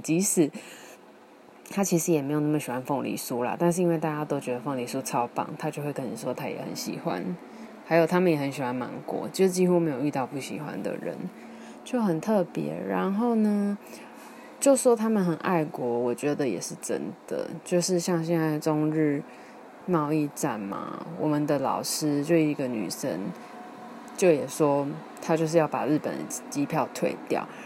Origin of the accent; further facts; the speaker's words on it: Taiwan; first language Taiwanese Hokkien; Chinese is a second language; 我以前其实是住在高雄，什么红毛岗，就是超级像是那个地方，所以我一开始就是我第一个学会的语言其实是台语